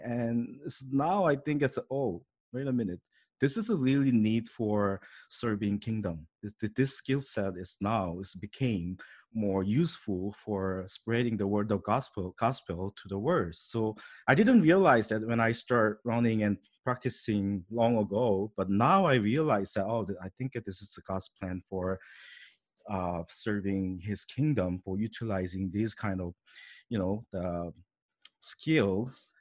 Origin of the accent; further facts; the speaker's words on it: South Korea; English is a second language; moved away as an adult; now in Canada; I was born in Korea, grew up in Korea about like a twenty-eight year, so sure, it's South Korea, not North Korea